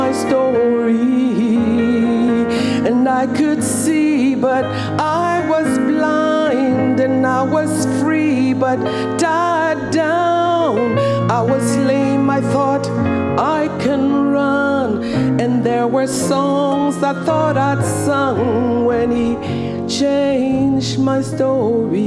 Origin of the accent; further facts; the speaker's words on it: Monrovia, Montserrado, Liberia; Where I'm from, where I grew up in Monrovia, you could never escape your family history.